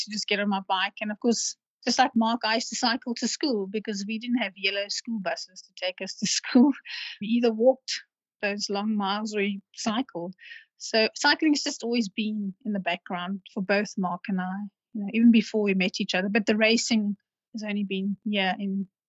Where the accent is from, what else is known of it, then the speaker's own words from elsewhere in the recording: Cape Town, Western Cape, South Africa; because I'm from Cape Town and I always like to promote Cape Town as the most beautiful place in the world